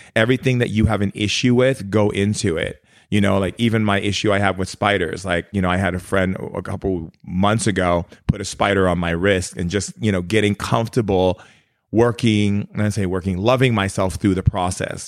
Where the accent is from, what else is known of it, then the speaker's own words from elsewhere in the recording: Oahu, Hawaii, United States; moved away; I spent a lot of time growing up in Hawaii as a kid, uh, in Oahu, because my dad remarried to my stepmom who's Hawaiian.